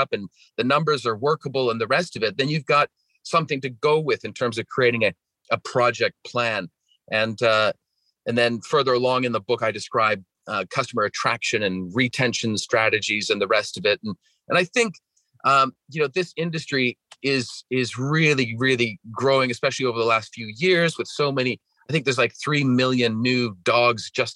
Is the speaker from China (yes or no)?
no; British Columbia, Canada; accent: Canadian; My accent is from Canada. I grew up in Western Canada and British Columbia.